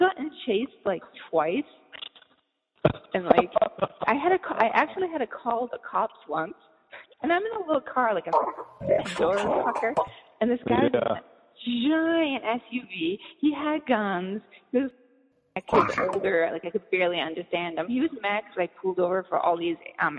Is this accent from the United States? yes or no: yes; East Coast, United States; also born or lived in California; I grew up on the East Coast. And then I lived a huge chunk of my life in California, like mostly San Francisco and then the Bay Area.